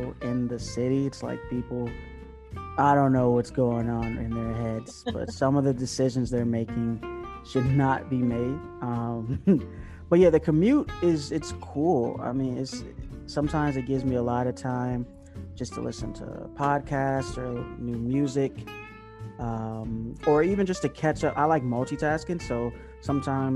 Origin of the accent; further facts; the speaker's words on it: Newport News, Virginia, United States; my hometown and base is in Newport News